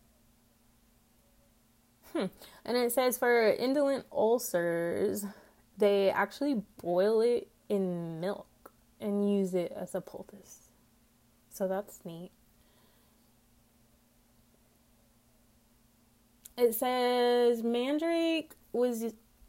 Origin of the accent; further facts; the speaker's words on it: Texas, United States; accent: twangy; I do know where I live in Texas